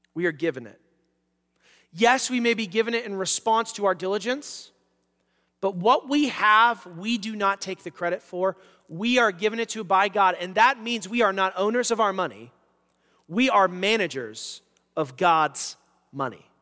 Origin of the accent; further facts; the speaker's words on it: United States; as American Christians